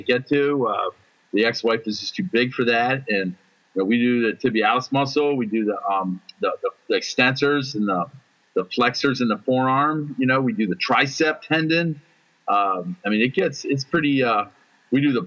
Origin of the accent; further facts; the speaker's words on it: United States; I'm an American